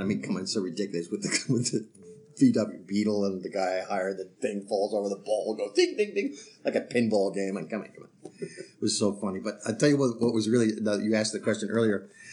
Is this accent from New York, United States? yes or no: yes; New York, United States; I'm from New York